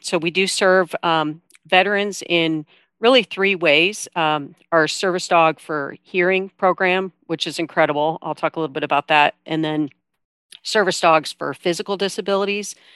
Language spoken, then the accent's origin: English; Iowa, United States; I'm from Iowa